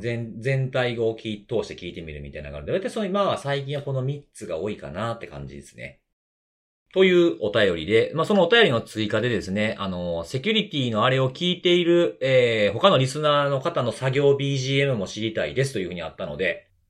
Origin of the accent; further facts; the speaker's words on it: Kansai, Japan; accent: Kansai-ben; 僕はしかも関西弁やし